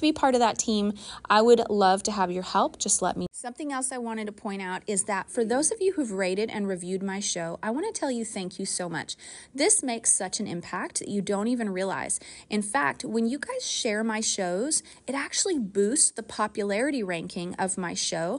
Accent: Kentucky, United States; I was born in Kentucky

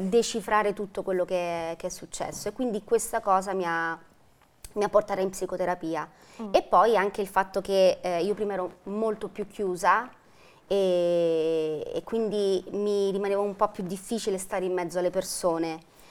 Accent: Velletri, Lazio, Italy; sono di Velletri, della provincia di Roma.

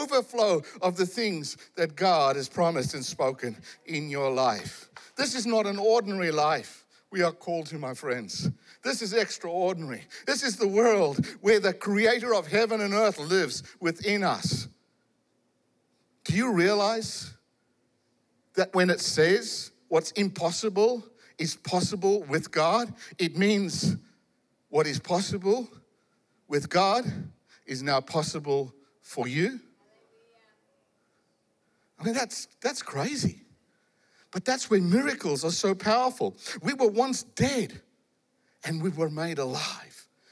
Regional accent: South Africa; I come from South Africa

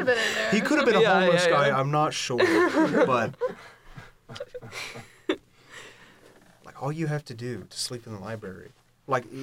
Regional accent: Lenoir, North Carolina, United States; moved away as an adult; now in Boone, United States; I'm originally from Lenoir.

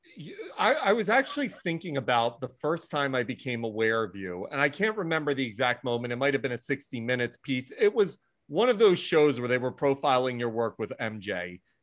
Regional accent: Philadelphia, Pennsylvania, United States; moved away; I'm from Philadelphia originally

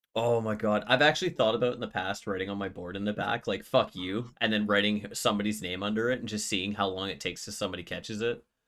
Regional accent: Canada; I'm Canadian

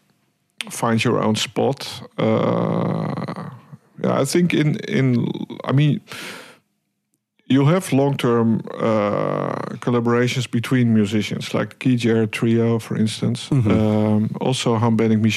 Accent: Hilversum, North Holland, Netherlands; also born or lived in Amsterdam; I was born in Amsterdam, raised in Hilversum, where I actually went to primary school, high school, conservatory

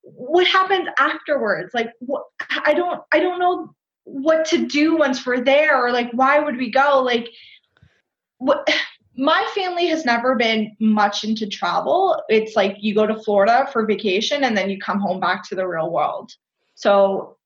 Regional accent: Canada; also born or lived in Costa Rica; I'm from Canada

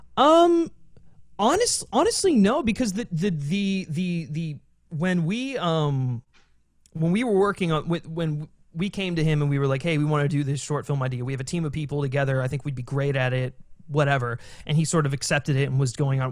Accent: Maryland, United States; now in Los Angeles, United States; I'm actually from Maryland originally, so, um, I grew up around there

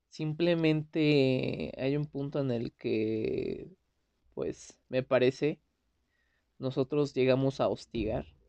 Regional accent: Mexico; soy de México.

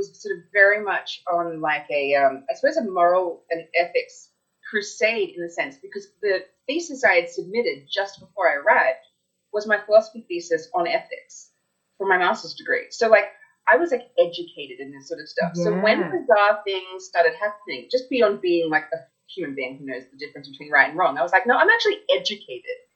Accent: Australia; moved away; also born or lived in United States; I was from Australia. I'd moved there young

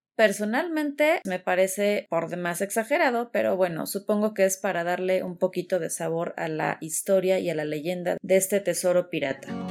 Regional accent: Mexico; mi país

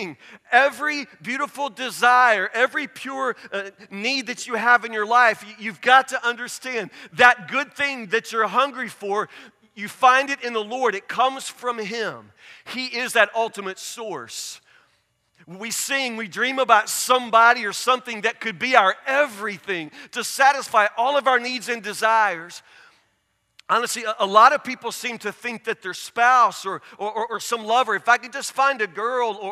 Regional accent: Woodburn, Kentucky, United States; I grew up in Woodburn. There's nothing here

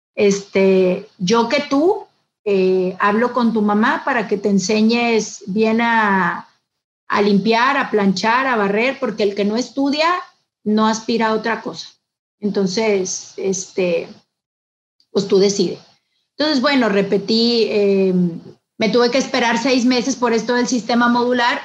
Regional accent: Monterrey, Nuevo León, Mexico; soy de aquí de, Monterrey, Nuevo León. Em, nazco aquí porque mi papá em, era jugador de fútbol.

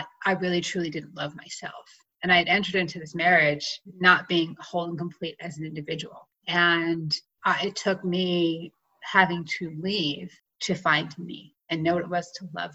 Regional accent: Clinton, New Jersey, United States; now in Colorado, United States; I grew up in a small town in New Jersey called Clinton.

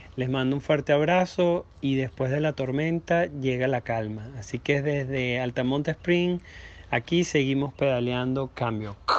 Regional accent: Venezuela; now in United States; soy venezolano, y me vine a Estados Unidos hace nueve años y medio

